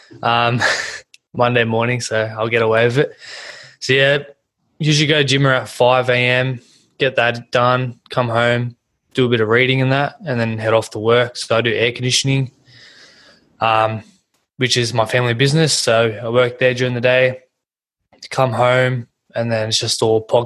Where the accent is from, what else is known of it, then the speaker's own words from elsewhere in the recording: Sydney, New South Wales, Australia; also born or lived in Blue Mountains; I was brought up in Plumpton, which is Western Sydney